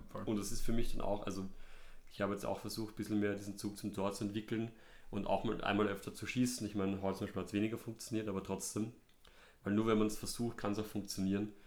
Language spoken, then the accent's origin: German; Vienna, Austria; Ich bin in Hütteldorf aufgewachsen, gar nicht so weit weg vom Hanapi-Stadion